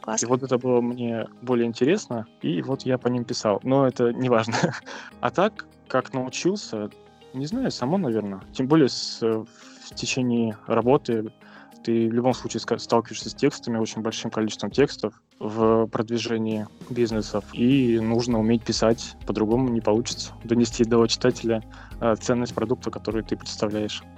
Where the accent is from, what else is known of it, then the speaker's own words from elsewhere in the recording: Stary Oskol, Belgorod Oblast, Russia; я сам из Белгородской области, со Старого Оскола